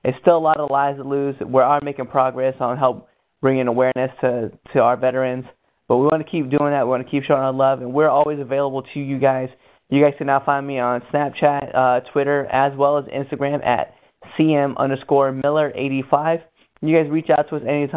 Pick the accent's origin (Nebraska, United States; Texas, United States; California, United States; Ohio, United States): Nebraska, United States; western; moved away; we are from Nebraska. Anthony still currently lives there, but we both went to high school over in Bear, so we're on the western side of the state